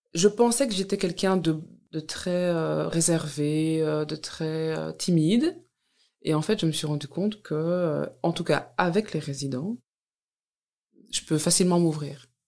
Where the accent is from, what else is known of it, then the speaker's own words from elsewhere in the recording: Walloon Brabant, Wallonia, Belgium; also born or lived in Brussels; je suis née dans le Brabant wallon et je travaille maintenant à Bruxelles